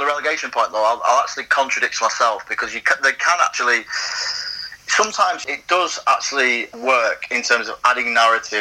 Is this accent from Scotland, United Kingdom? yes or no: no; Wigan, North West England, United Kingdom; I'm from Wigan and I was watching Wigan as a kid